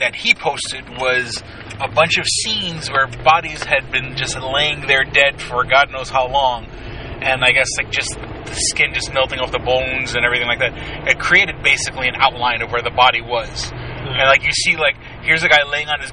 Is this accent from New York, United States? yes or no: yes; New York City, New York, United States; growing up in New York City.